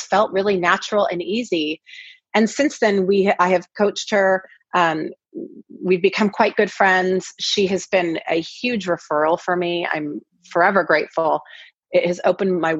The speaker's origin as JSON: {"language": "English", "town": "Kirkland", "region": "Washington", "country": "United States", "tie": "born or raised there", "also_born_or_lived": "Seattle, Washington", "moved": "as an adult", "lives_now": "Los Angeles, United States", "said": "I grew up in a town called Kirkland, Washington"}